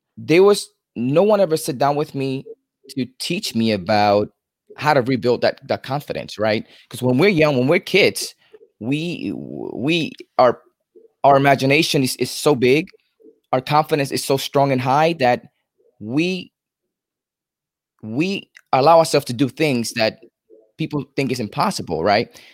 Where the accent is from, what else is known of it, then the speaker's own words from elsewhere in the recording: New York City, New York, United States; moved away as an adult; now in Florida, United States; I'm originally from New York City